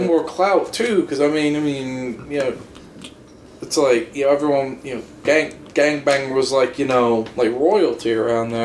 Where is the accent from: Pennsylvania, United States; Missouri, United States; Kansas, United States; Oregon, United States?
Kansas, United States; Kansas City; born or raised there